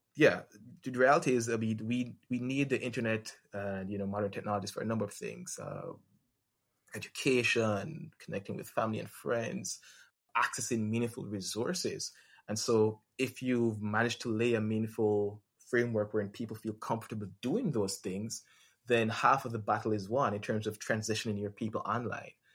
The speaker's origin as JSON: {"language": "English", "country": "Jamaica", "moved": "yes", "lives_now": "Barbados", "said": "I'm actually from Jamaica. I live in Barbados now, but I'm from Jamaica"}